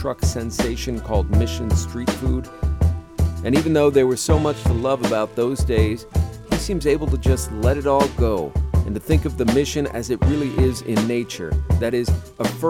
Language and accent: English; San Francisco, California, United States; I'm more from West San Francisco and downtown